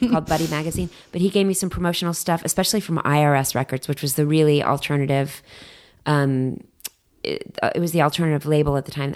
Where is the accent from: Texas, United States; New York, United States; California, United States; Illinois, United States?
Texas, United States; Dallas; also born or lived in Bethesda, Maryland / San Francisco / San Diego; now in Los Angeles, United States; growing up in Dallas